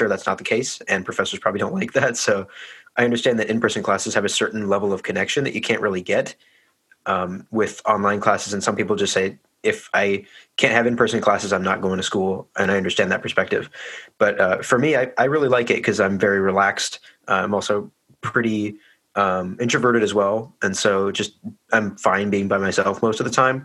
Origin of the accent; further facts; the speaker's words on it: Hillsboro, Oregon, United States; Grew up in Hillsboro. Lived here all my life. Still live here, in fact.